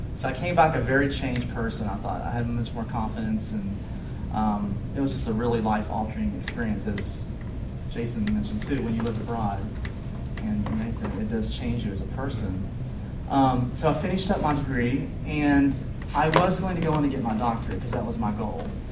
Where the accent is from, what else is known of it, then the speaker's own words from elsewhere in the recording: West Virginia, United States; moved away as an adult; also born or lived in Kentucky; I was born and raised in West Virginia